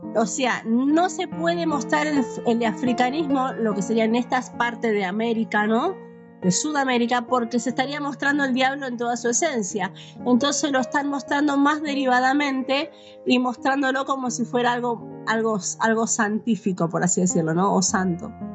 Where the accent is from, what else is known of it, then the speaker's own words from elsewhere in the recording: Buenos Aires Province, Argentina; now in Misiones, Argentina; yo nací en la provincia de Buenos Aires